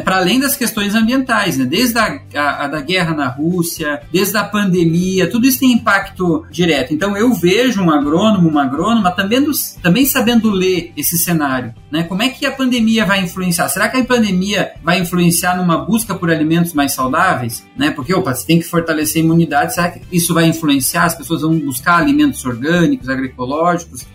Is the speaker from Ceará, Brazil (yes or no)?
no; Videira, Santa Catarina, Brazil; sou natural de Videira, em Santa Catarina, fiz boa parte da, fiz toda a minha formação em Santa Catarina